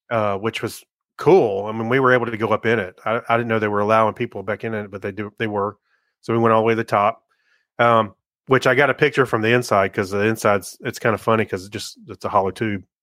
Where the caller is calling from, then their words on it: Las Vegas, Nevada, United States; I'm calling you from Las Vegas.